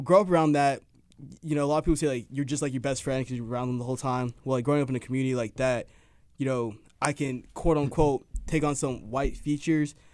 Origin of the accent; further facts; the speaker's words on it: suburb outside of Dallas, Texas, United States; I'm from a suburb outside of Dallas. And at the first neighborhood I lived